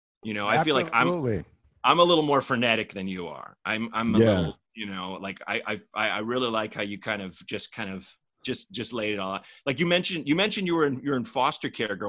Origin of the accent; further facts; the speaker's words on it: Portland, United States; moved away as an adult; also born or lived in Chicago / New York / Los Angeles; I was born in Chicago, grew up in Portland, two different neighborhoods